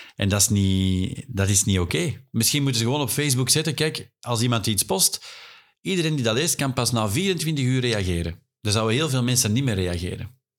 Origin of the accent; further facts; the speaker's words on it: Flanders, Belgium; wij als Vlaming